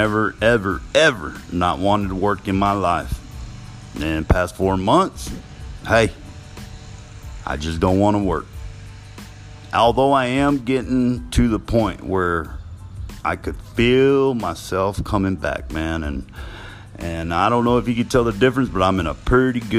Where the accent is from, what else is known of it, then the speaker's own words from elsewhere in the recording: Ozona, Texas, United States; moved away as an adult; I had to come home to Ozona, Texas, my hometown.